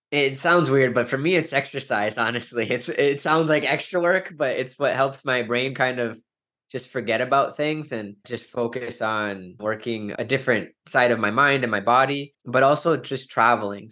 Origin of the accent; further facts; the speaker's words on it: Wisconsin, United States; I'm from Wisconsin, I'm a Green Bay Packers fan